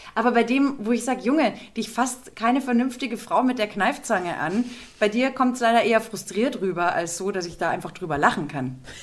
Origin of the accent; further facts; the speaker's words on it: Munich, Bavaria, Germany; als Münchner